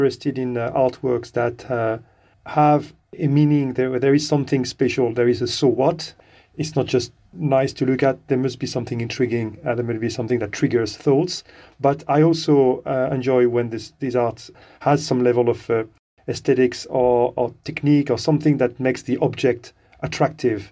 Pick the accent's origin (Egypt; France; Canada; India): France; moved away as an adult; now in United Kingdom; I'm from France originally. I've been living in the UK since the late 90s.